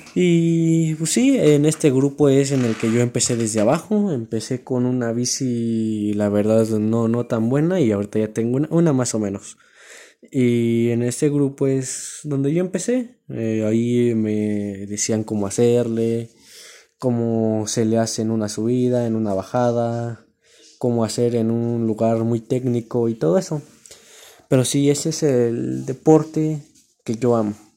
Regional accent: La Cañada del Marqués, Querétaro, Mexico; Soy de aquí del Querétaro, la Cañada del Marqués.

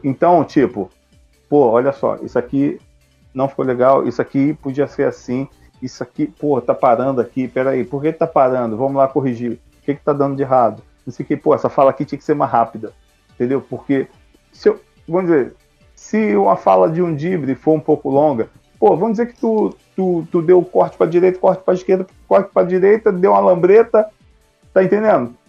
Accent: Rio de Janeiro, Brazil; eu sou do Rio de Janeiro, cara. Sou do Rio de Janeiro

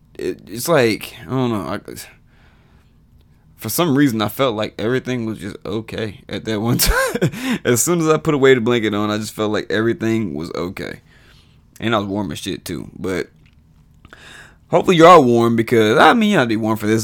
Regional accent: Texas, United States; also born or lived in College Station, Texas; the twenty plus years I've lived in Texas

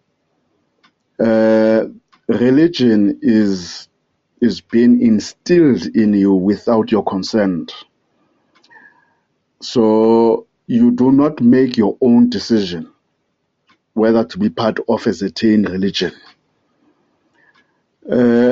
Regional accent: South Africa; I'm from South Africa, the Republic of South Africa.

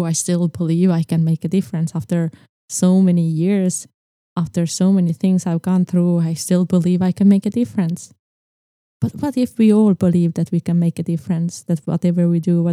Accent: Estonia; I was born in Estonia

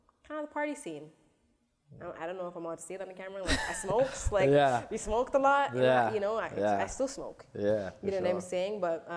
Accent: Toronto, Ontario, Canada; I'm from Scarborough, and I grew up in the suburbs of Scarborough, like the borders, like along Steeles

